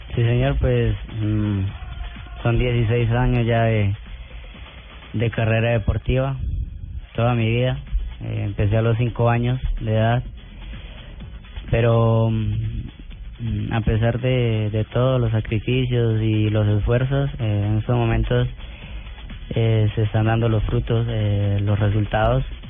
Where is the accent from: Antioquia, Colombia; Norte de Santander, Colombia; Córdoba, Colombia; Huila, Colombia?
Norte de Santander, Colombia; Cúcuta; a mis paisanos, a la gente de Cúcuta